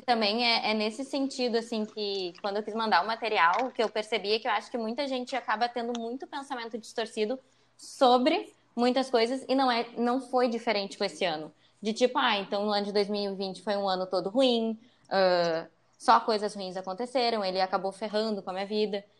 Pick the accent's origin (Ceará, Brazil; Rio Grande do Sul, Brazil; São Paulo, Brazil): Rio Grande do Sul, Brazil; Porto Alegre; Eu sou uma pessoa que nasci em Porto Alegre, passei praticamente toda a minha vida em Porto Alegre.